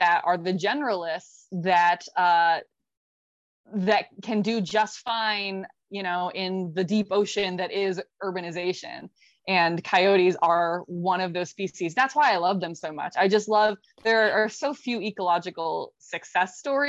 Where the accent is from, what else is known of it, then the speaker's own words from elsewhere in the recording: Florida, United States; moved away; I'm born and raised in Florida, so still count myself also as a Floridian